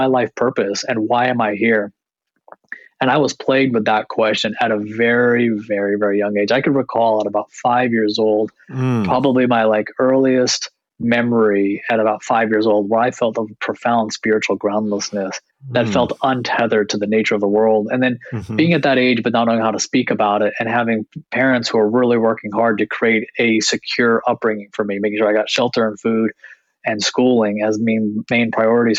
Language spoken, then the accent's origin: English; United States; also born or lived in Canada; growing up in America, being born in Canada, but having family traditionally from India